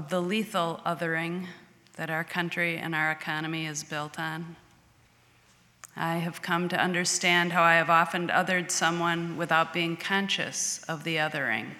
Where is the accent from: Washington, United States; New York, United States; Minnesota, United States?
Minnesota, United States; Edina; I grew up in Edina, Minnesota, attending Edina High School